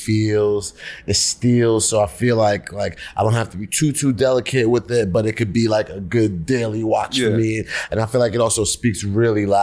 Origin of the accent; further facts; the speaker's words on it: Elmont, New York, United States; also born or lived in Brooklyn, New York / Nigeria (family); I was born in Brooklyn, and as really, you know, like my life for me really, really, really started when I moved to Long Island, when I moved to Elmont. Mm-hmm. That's where I really grew up